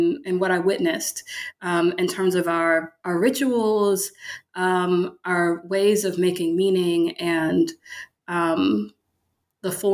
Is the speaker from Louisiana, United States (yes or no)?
yes; Baton Rouge, Louisiana, United States; moved away as an adult; also born or lived in Michigan / Pennsylvania; now in Memphis, United States; I'm from Louisiana, Baton Rouge, Louisiana